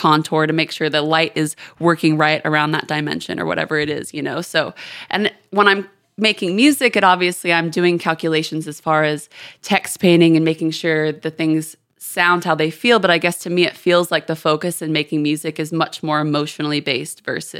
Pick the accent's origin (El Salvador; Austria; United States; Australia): United States; Houston, Texas; also born or lived in London, United Kingdom; I'm from Houston. I had a really weird childhood on multiple levels, but I was born in Houston. I moved to London when I was 4. I was there until I was 14, so basically my whole prominent years, and then I moved back to Houston.